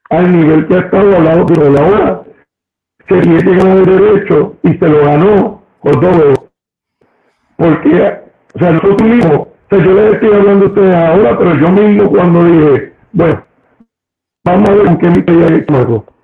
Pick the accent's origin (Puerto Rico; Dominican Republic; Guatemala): Puerto Rico; Claro, pues, esa es la manera en que somos puertorriqueños, esa es la manera en que somos nosotros.